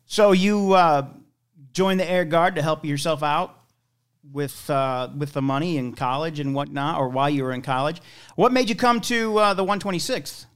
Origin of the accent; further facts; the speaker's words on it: St. Louis, Missouri, United States; also born or lived in Wyoming; I'm from here. I'm from Saint Louis